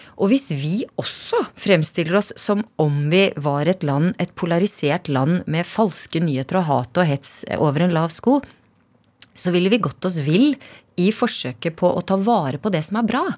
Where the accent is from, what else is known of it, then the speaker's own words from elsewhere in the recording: Sarpsborg, Østfold, Norway; Jeg vokste opp i Kullås